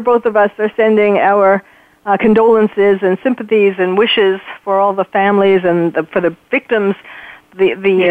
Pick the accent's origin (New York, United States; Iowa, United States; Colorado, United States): New York, United States; also born or lived in Paris / London / Belgium; I was born and raised in New York